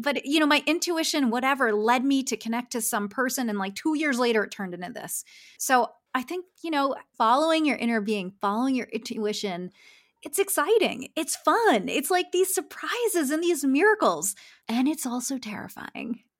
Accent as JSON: {"language": "English", "town": "Philadelphia", "region": "Pennsylvania", "country": "United States", "moved": "as an adult", "lives_now": "Los Angeles, United States", "said": "I'm from Philadelphia, moving to Los Angeles to be a graphic designer"}